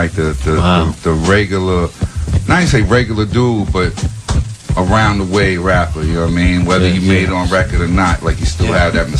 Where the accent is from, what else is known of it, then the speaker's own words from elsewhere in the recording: New York City, New York, United States; I'm from Prospect Heights right here on Washington, whatever, is actually the largest amount. It's a small neighborhood, but by ratio, it's the largest amount of gentrification.